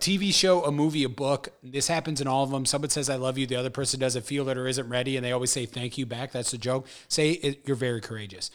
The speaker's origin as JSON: {"language": "English", "town": "St. Louis", "region": "Missouri", "country": "United States", "said": "I'm from Saint Louis"}